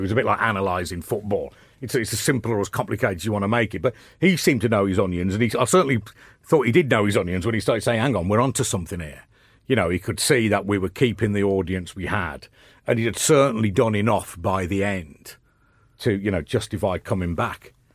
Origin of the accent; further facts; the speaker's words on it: Birmingham, West Midlands, United Kingdom; moved away as an adult; now in London, United Kingdom; coming from Birmingham